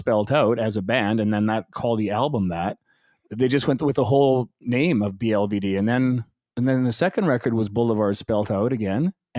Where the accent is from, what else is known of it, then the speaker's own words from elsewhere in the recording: Calgary, Alberta, Canada; also born or lived in Vancouver; I was born in Vancouver, but I grew up in Calgary. I was there since I was three. So yeah, no, I'm a Calgarian.